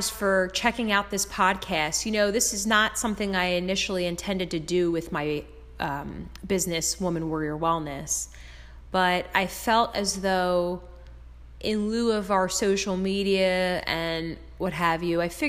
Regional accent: Philadelphia, Pennsylvania, United States; moved away as an adult; now in Jersey Shore, United States; I am from Philadelphia, PA, and South Philly

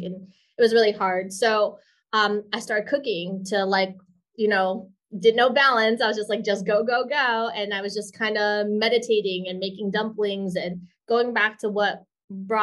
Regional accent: New York City, New York, United States; moved away as an adult; also born or lived in Milan, Italy; now in Hawaii, United States; I'm a New Yorker too

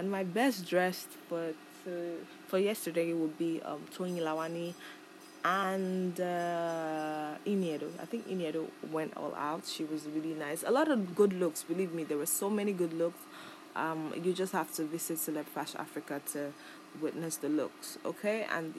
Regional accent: Nigeria; I'm a Nigerian

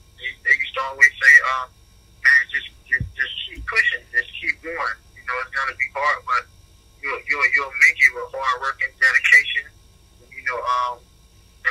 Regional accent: Belle Glade, Florida, United States; my hometown of Milwaukee, Florida

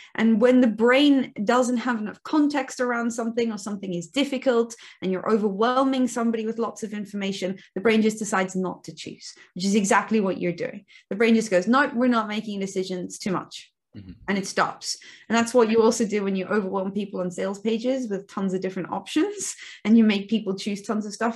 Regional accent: Cape Town, Western Cape, South Africa; also born or lived in near Bath, United Kingdom; now in Bath, United Kingdom; I'm originally from South Africa, from Cape Town in South Africa, um, hence the dodgy accent.

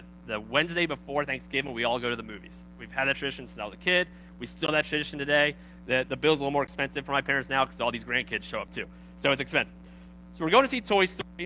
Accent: Baltimore, Maryland, United States; I'm from Baltimore

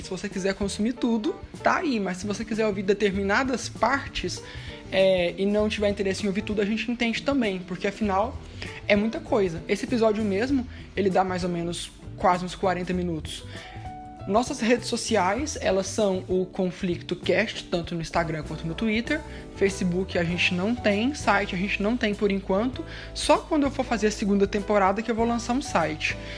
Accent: interior of Goiás, Brazil; Eu, pelo menos que sou do interior de Goiás

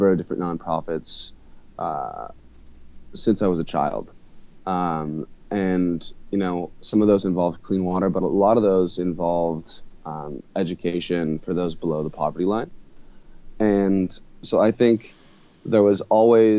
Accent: United States; also born or lived in Santa Barbara, California, United States / Hawaii, United States; growing up in Santa Barbara, Hawaii

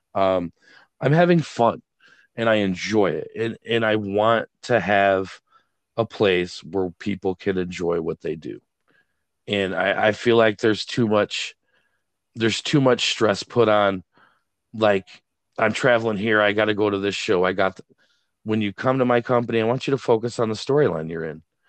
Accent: Greenville, Michigan, United States; now in Wayland, United States; Greenville's my hometown

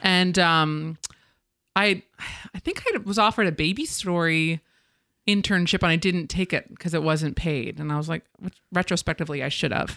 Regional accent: Ridgewood, New Jersey, United States; My Hometown of Ridgewood, New Jersey.

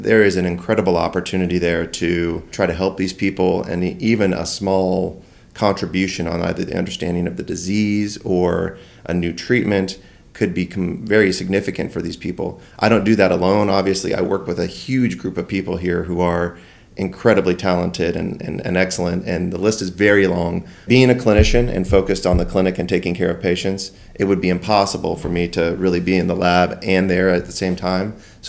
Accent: West and Midwest, United States; I grew up in the West and the Midwest. My father was a attorney, and we moved around quite a bit.

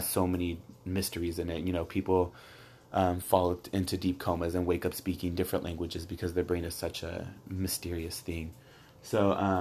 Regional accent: Coachella, California, United States; I have a set job back in my hometown, which is Coachella, at CV High School

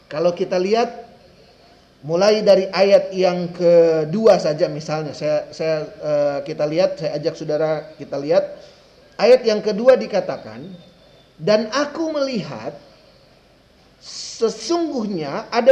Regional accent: Manado, North Sulawesi, Indonesia; Sampai kepada saya orang Manado.

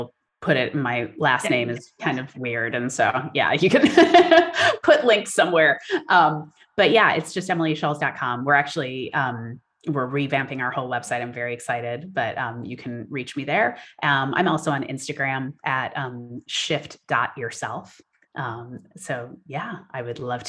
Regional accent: Wisconsin, United States; also born or lived in United Kingdom; now in California, United States; I'm from Wisconsin originally

